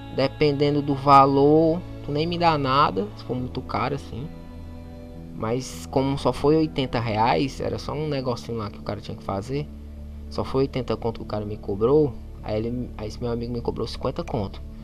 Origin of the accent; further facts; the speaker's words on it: Fortaleza, Ceará, Brazil; eu sou de Fortaleza, eu sou do Zé Walter, é até um bairro conhecido aí no Brasil todo